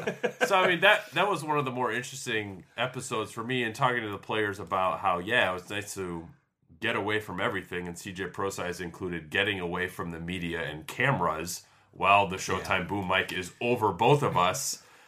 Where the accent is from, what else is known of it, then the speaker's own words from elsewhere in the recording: Philadelphia, Pennsylvania, United States; I mean, I'm from Philadelphia. Like, college football's not a big deal there